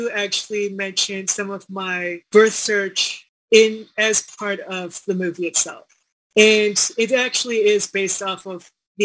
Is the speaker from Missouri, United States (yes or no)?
no; Washington, District of Columbia, United States; moved away as an adult; also born or lived in Seongnam, South Korea / Chicago; now in Denver, United States; I came over to Chicago and then I somehow came over to the DC area to grow up